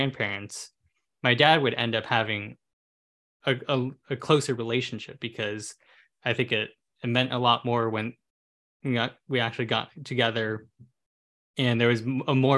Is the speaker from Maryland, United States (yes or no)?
no; California, United States; I was born and raised in California